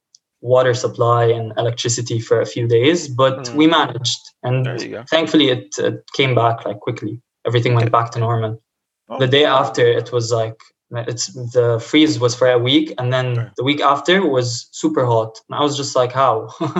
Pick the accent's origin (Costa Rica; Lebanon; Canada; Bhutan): Lebanon; now in Houston, United States; Honestly, like when I came from Lebanon, the situation was also bad there.